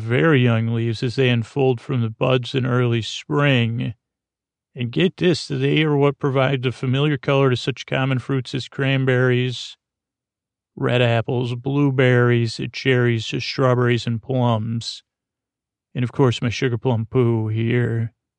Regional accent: Syracuse, New York, United States; first language English; I come from Syracuse, New York.

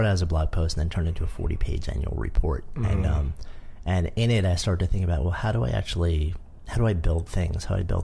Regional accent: New York, United States; I was a longtime New Yorker. I grew up just outside of New York. I've been in the city since '89.

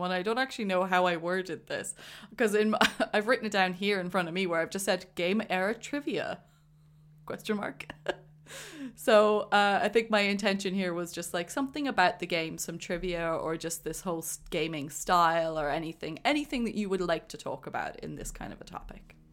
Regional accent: Cork, Munster, Ireland; I grew up in Definitely. Cork. There was nothing else

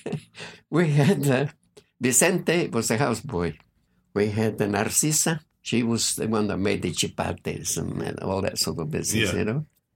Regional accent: Guatemala; first language Q'eqchi' and Spanish; English is a second language; moved away as an adult; also born or lived in Guatemala City; now in Southampton, United Kingdom; And I was born in Guatemala, amongst the Mayan Indians. Hence, the language I speak, Quechí, is Mayan Indian. Now, the other language, of course, that I was born with was Spanish.

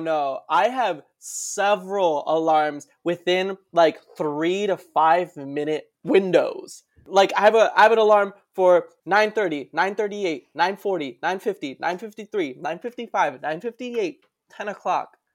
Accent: West New York, New Jersey, United States; now in Brooklyn, United States; West New York, New Jersey is my hometown

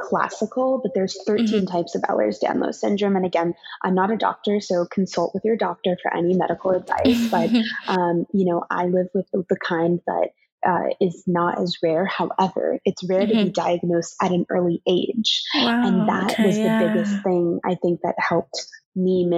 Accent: New York City, New York, United States; growing up in New York City

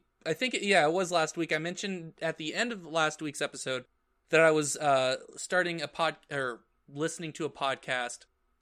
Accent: Arizona, United States; I'm from Arizona, we don't have basements here.

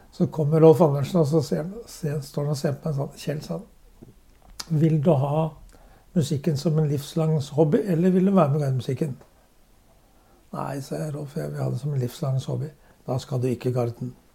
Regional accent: Drammen, Buskerud, Norway; Jeg er født i Svarsgate på Strømsø. Ja. Og når jeg var åtte måneder, så flyttet foreldrene mine til Rosengansgata. Så jeg har hatt hele min barndom der og gått på Bragernes skole

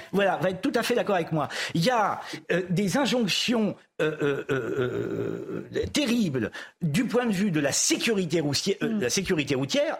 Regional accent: Châtellerault, Nouvelle-Aquitaine, France; je suis né en province, à Châtellerault

